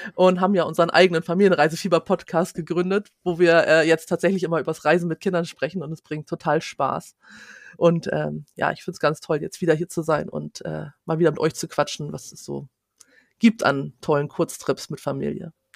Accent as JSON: {"language": "German", "region": "Schleswig-Holstein", "country": "Germany", "said": "Ich bin aus Schleswig-Holstein, ich kann natürlich viel über, über mein Bundesland erzählen"}